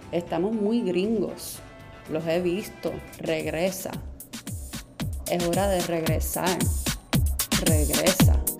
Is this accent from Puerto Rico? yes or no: yes; Puerto Rico; accent: Puerto Rican; Así sería mi acento escocés puertorriqueño.